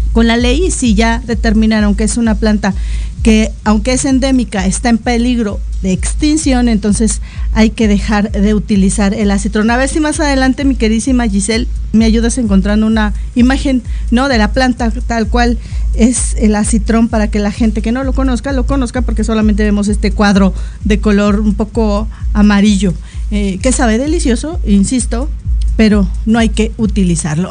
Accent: Mexico

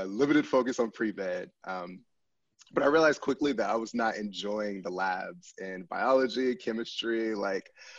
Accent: Pasadena, California, United States; moved away as an adult; also born or lived in Virginia / Chicago / Michigan; I'm a California native, born and raised in Southern California, Pasadena to be specific

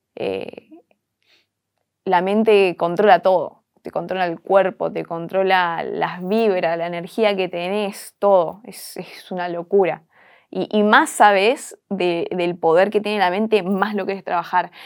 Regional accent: Argentina; el ser argentina, el ser sudaca

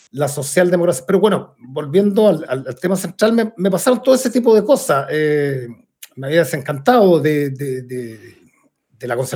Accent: Puente Alto, Santiago Metropolitan Region, Chile; me crié en Ponte Alto, en otro Ponte Alto

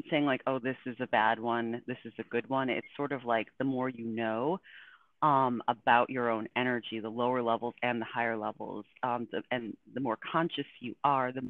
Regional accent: Buffalo, New York, United States; I grew up in Buffalo, New York

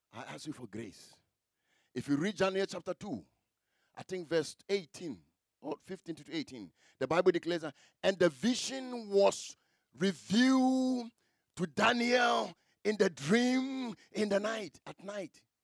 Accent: Memakrom, near Bekwai, Ashanti, Ghana; i come from memakrom memakrom

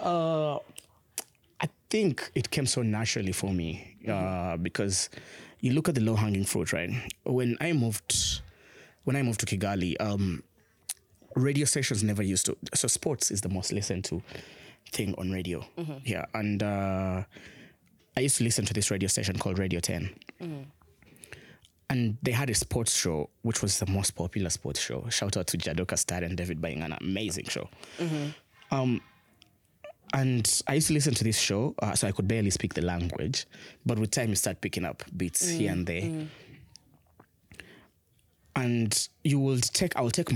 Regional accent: Uganda; also born or lived in South Africa; now in Rwanda; I grew up in Uganda as well

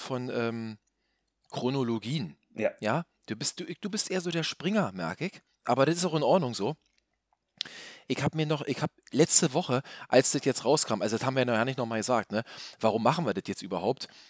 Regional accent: Berlin, Germany; hier als Berliner

